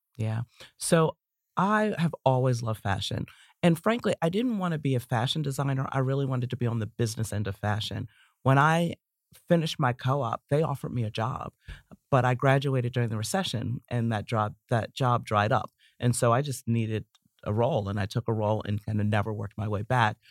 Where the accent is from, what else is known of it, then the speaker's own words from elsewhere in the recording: Baltimore, Maryland, United States; moved away; It's based in my hometown of Baltimore